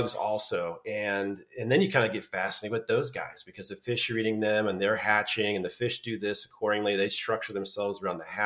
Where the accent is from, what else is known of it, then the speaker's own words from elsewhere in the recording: Santa Cruz, California, United States; growing up in Santa Cruz on the coast